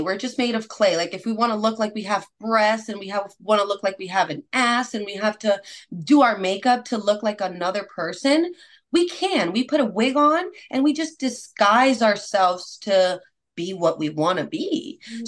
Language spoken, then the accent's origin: English; Puerto Rico; moved away as an adult; now in United States; Yes, I was born and raised in Puerto Rico. What? I've only been in United States for about eight years now